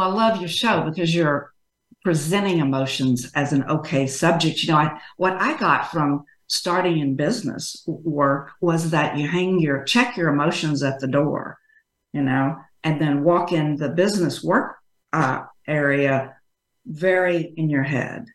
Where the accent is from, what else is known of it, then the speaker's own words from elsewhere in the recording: Texas, United States; I grew up in Texas though, so as you can tell from my speech, I'm a Texas girl. Always lived here